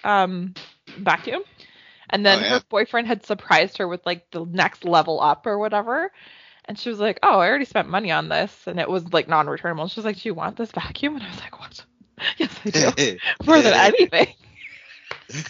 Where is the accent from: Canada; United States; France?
Canada; as a Canadian